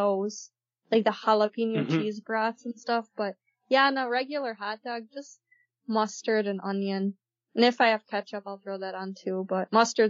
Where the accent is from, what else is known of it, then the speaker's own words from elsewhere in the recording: Germany; English is a second language; For those of you who don't know, I'm actually from Germany, so it's not a Frankenfurter.